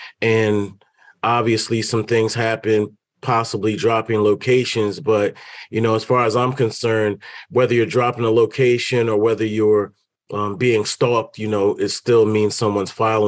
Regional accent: Delaware, United States; I'm originally from Delaware, so I was, tuned in from that perspective.

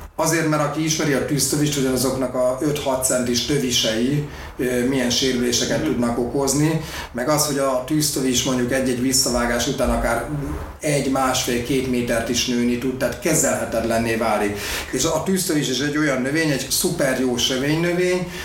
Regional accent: Budapest, Hungary; also born or lived in Békásmegyer, Budapest; Én Újpesten nőttem föl, meg Békás megyeren a Lánási strandon.

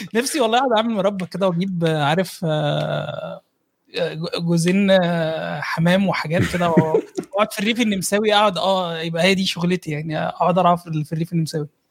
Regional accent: Egypt

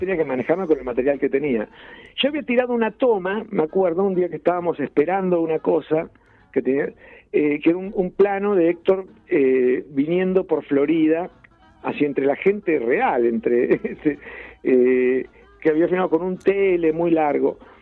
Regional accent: Ayacucho, Buenos Aires Province, Argentina; born or raised there

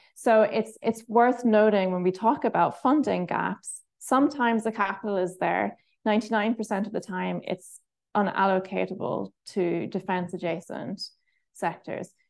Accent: Ireland; one of the pros of being Irish

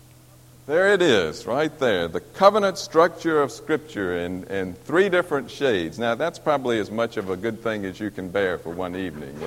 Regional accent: Missouri, United States; I'm from Missouri

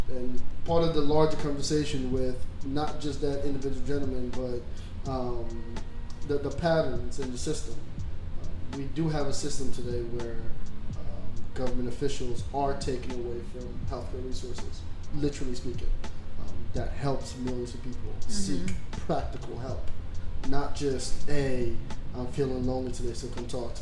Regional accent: New York, United States; I'm from New York

